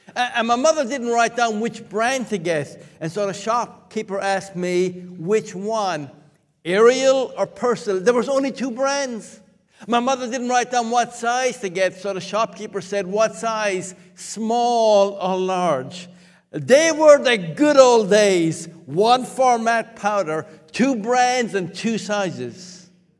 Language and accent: English; Limerick, Munster, Ireland; moved away; Many years ago, I was growing up in Limerick, Ireland.